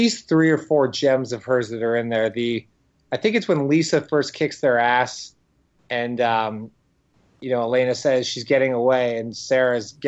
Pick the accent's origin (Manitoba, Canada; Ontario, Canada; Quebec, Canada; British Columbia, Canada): Ontario, Canada; Windsor; my hometown of Windsor